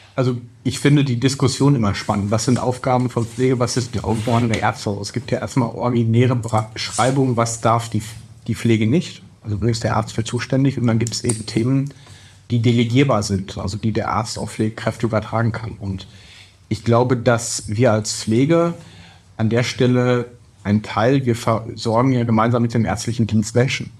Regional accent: Bochum, North Rhine-Westphalia, Germany; ich bin 44 und als Bochumer Kind des Ruhrgebiets

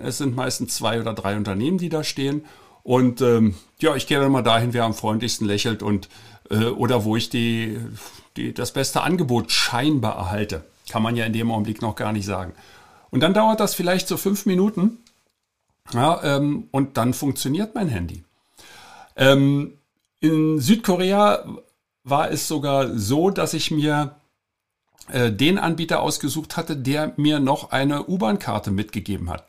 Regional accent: Germany; als Deutscher

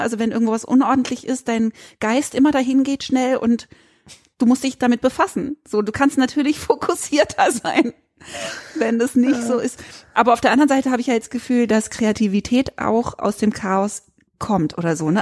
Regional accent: Berlin, Germany; moved away; also born or lived in Freiburg; in meinen Berliner Kindheitsjahren fünfmal umgezogen, bei einer getrennten lesbischen Mutter aufgewachsen, dann von Berlin nach Freiburg

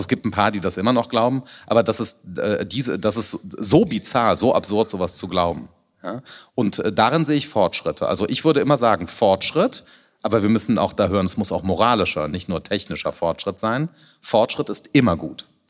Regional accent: Rhineland, Germany; also born or lived in Hamburg; ich bin Rheinländer

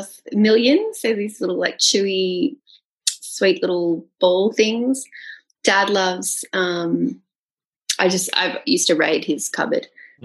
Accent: England, United Kingdom; So I'm allowed to say that because I'm English blood.

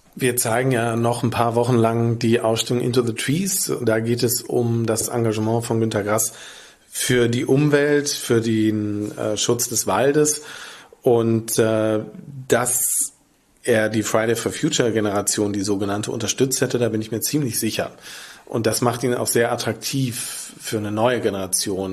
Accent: near the Ruhr area, North Rhine-Westphalia, Germany; now in Lübeck, Germany; in meiner Heimat in der Nähe des Ruhrgebiets

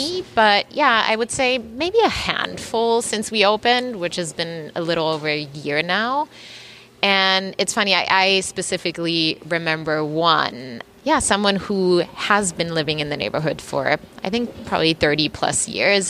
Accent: Germany; now in New York City, United States; we we grew up in Germany, and our mom was one of the the pioneers, kind of in our in our town, in our small community where where we grew up

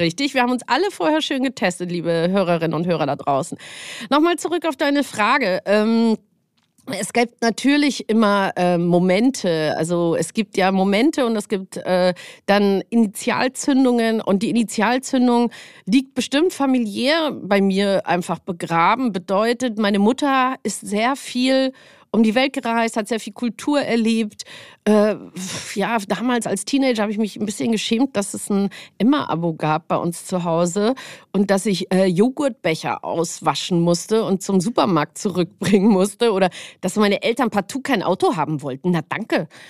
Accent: Munich, Bavaria, Germany; now in Hamburg, Germany; Aufgrund meiner genetischen Historie bin ich äh, auch äh, aus München

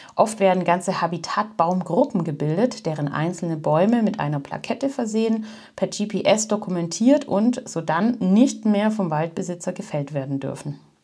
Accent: Germany; bei uns in Deutschland

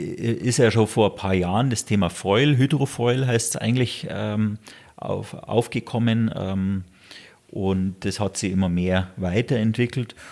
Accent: Garmisch-Partenkirchen, Bavaria, Germany; ich lebe hier, das ist meine Heimat ja, in Garmisch

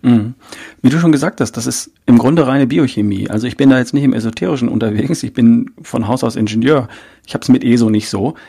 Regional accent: North Rhine-Westphalia, Germany; ich bin Ostwestfale

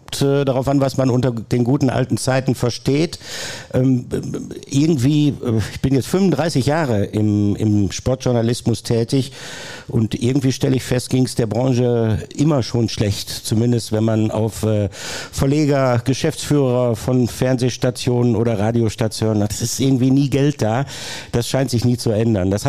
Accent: North Rhine-Westphalia, Germany; moved away as an adult; now in Ruhr area, Germany; Ich habe 1987 angefangen zu studieren, bin gebürtiger Ostwestfale, bin dann ins Ruhrgebiet gezogen, habe in Essen studiert

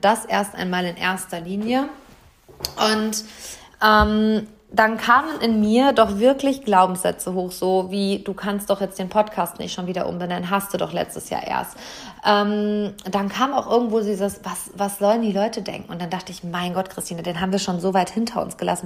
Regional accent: Hamm, North Rhine-Westphalia, Germany; Hier in meiner Heimatstadt, im Maxi-Park, im Seminarraum des Glaselefanten, in unserem Wahrzeichen

